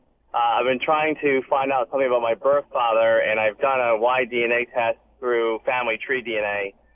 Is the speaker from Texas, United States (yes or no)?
yes; Texas, United States; born there; I was adopted from Texas in '70s.